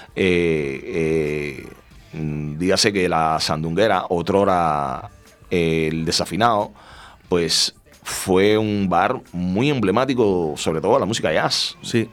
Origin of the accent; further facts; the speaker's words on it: Cuba; el cubano que soy